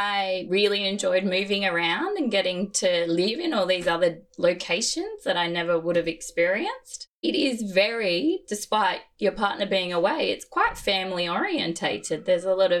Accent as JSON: {"language": "English", "town": "Gold Coast", "region": "Queensland", "country": "Australia", "tie": "born or raised there", "also_born_or_lived": "Brisbane", "said": "We were in Brisbane at the time and I grew up on the Gold Coast"}